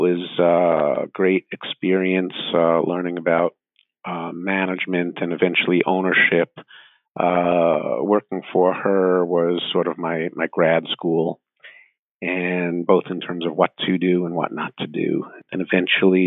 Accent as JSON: {"language": "English", "region": "New York", "country": "United States", "moved": "yes", "said": "being a New Yorker who was both vulnerable and pissed off"}